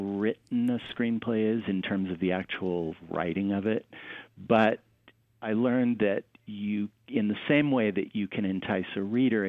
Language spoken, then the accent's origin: English; Denver, Colorado, United States; now in Southern California, United States; I grew up in Denver and we had real seasons